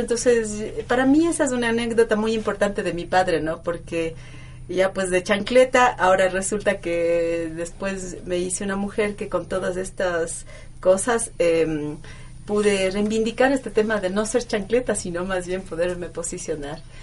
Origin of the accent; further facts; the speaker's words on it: Mira, Carchi, Ecuador; also born or lived in Ibarra; yo nací en la Concepción. Eh, que es la parroquia más grande de Mir